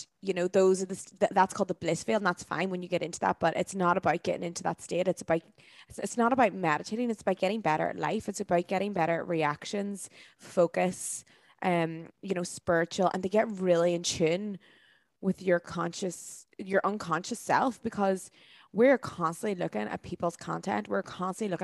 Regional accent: Dublin, Leinster, Ireland; places like Dublin, my hometown

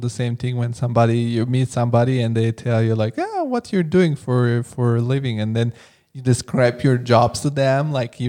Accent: Italy; also born or lived in Bulgaria; now in Frankfurt, Germany; because I come from Italy and Bulgaria, and like people hear, oh, you live in Frankfurt.

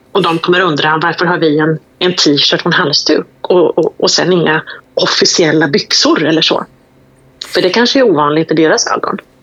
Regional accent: Sweden; Vi är svenskar

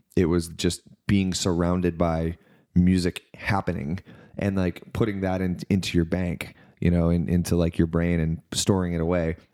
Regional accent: Knoxville, Tennessee, United States; also born or lived in Florida / Mississippi; I grew up in Knoxville, Tennessee, so, like, east of Nashville

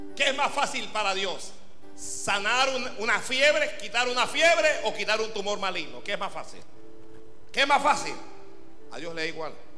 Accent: Panama; Aquí en Panamá

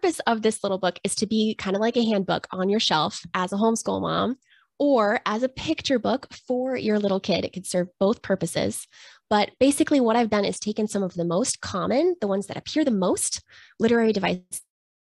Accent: Washington, United States; I'm from Washington State.

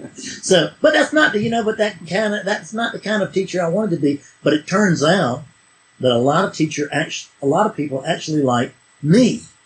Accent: South Carolina, United States; I'm a hick from South Carolina

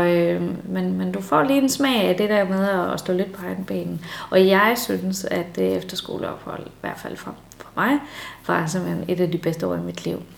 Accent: Denmark

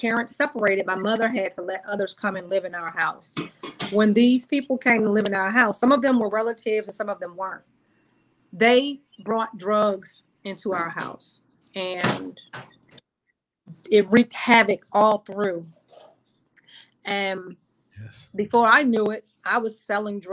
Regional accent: Washington, District of Columbia, United States; we grew up over there in Northeast by McKinley Tech

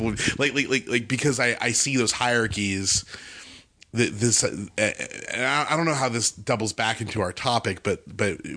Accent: Bakersfield, California, United States; moved away; I was back home because I grew up in Bakersfield, California

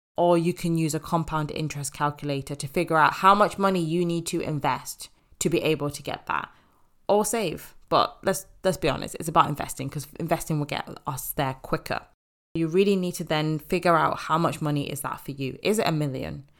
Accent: Zimbabwe; moved away; I want to go back to my home country, back to Zimbabwe

